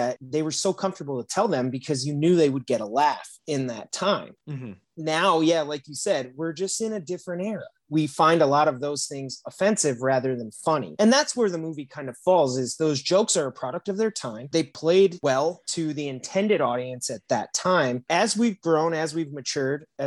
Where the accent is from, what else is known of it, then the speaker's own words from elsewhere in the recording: South Bend, Indiana, United States; I'm from South Bend, Indiana